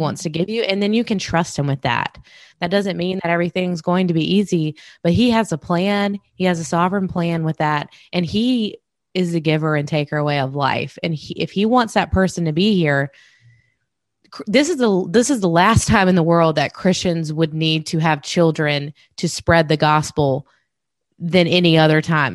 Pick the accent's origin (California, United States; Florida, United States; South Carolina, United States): South Carolina, United States; grown up in South Carolina with my family